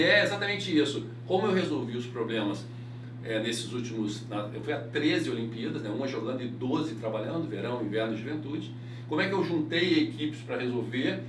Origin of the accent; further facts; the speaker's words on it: Bento Gonçalves, Rio Grande do Sul, Brazil; Eu sou gaúcho, de Bento Gonçalves, interior do Rio Grande do Sul.